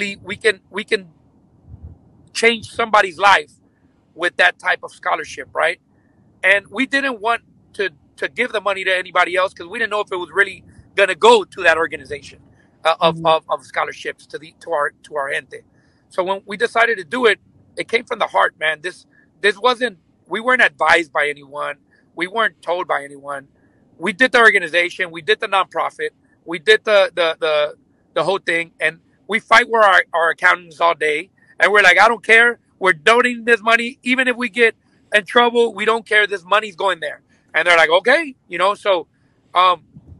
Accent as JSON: {"language": "English", "town": "Los Angeles", "region": "California", "country": "United States", "tie": "born or raised there", "also_born_or_lived": "Lennox, California", "first_language": "Spanish and English", "said": "I was born and raised in Venice, and then I moved to Lenox, which is near Inglewood by the LAX, when I was 21 years old"}